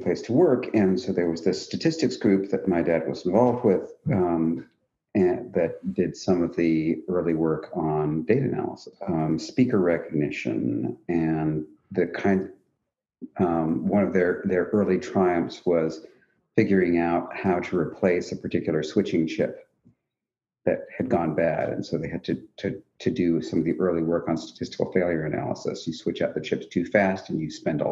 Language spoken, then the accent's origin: English; suburban New Jersey, United States; I grew up in suburban New Jersey